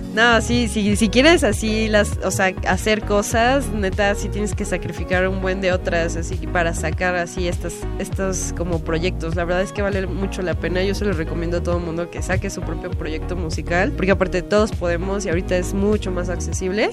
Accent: Mexico; now in Mexico City, Mexico; yo soy una provinciana que vino a cumplir sus sueños a la Ciudad de México

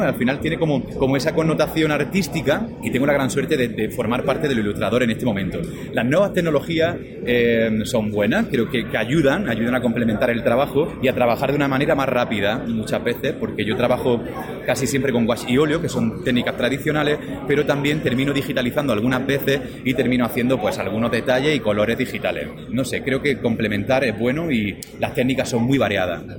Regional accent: Almería, Andalusia, Spain; Almería es mi tierra, de donde yo vivo, mi ciudad, eh, está en el sur de España

